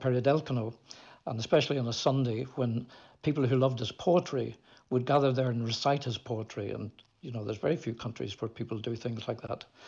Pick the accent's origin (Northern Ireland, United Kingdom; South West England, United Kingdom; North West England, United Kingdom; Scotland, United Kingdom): Northern Ireland, United Kingdom; Belfast; moved away; also born or lived in Moscow; I was growing up in Belfast